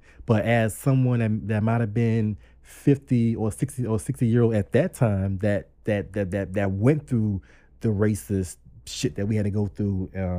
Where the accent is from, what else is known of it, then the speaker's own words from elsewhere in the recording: Savannah, Georgia, United States; you know, I grew up in Georgia. Like, we'll see KKK's have a meeting at the Kmart parking lot.